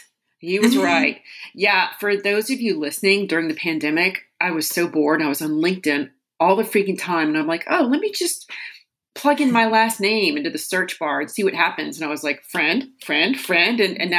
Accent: Louisiana, United States; So, I am from Louisiana

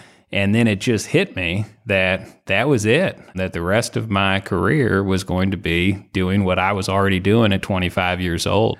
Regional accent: Indiana, United States; now in Louisville, United States; Louisville area. So Southern Indiana originally, which is why Purdue was the in-state school with an aviation program.

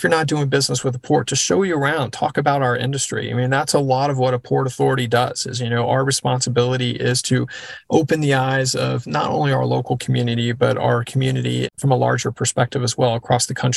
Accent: Texas, United States; I grew up in Texas

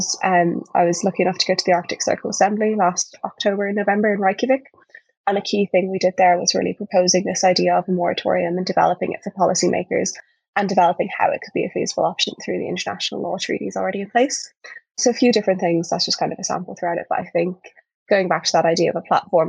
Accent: Dublin, Leinster, Ireland; moved away as an adult; now in Cambridge, United Kingdom; I'm from Dublin in Ireland, but I'm currently in Cambridge in the UK because I'm studying over here at the moment

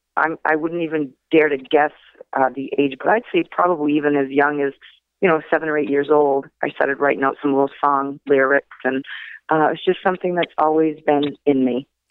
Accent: Machiasport, Maine, United States; also born or lived in Portland, Maine; I was actually born in Portland, Maine, but I grew up in Machias Port.

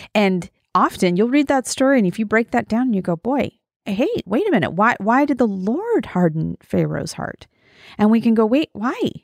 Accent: Wyoming, United States; I'm from Wyoming, small town in Wyoming, and I was 4 or 5 when my dad was first elected

